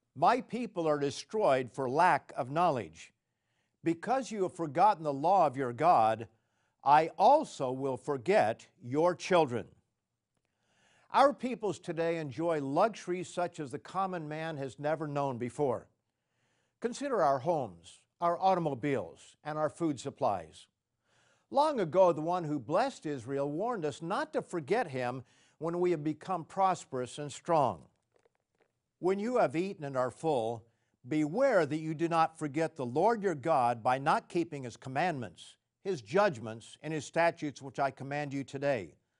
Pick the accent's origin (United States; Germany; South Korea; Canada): Canada; I was a visitor from Canada